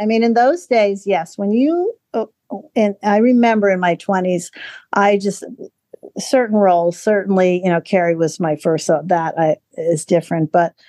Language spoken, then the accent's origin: English; Frankfurt, Hesse, Germany; born there; No, my heritage would be Dutch. I was born in Frankfurt because of my parents, but my father was from Rotterdam, Holland.